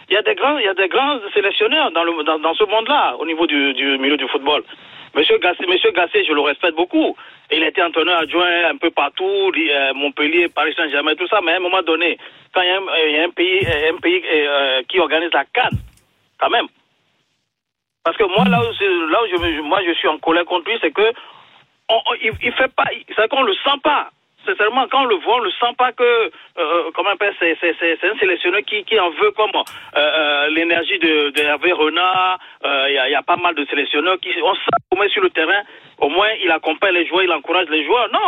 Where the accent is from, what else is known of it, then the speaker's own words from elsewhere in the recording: Togo; je suis togolais